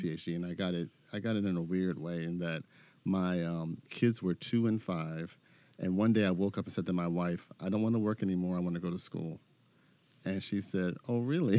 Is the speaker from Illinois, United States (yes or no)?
no; Philadelphia, Pennsylvania, United States; moved away as an adult; also born or lived in Detroit / Chicago; I'm from Philadelphia